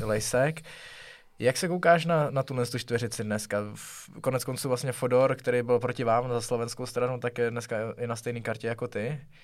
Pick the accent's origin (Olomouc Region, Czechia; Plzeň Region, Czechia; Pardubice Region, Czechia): Pardubice Region, Czechia; Pardubice; já jsem z Pardubic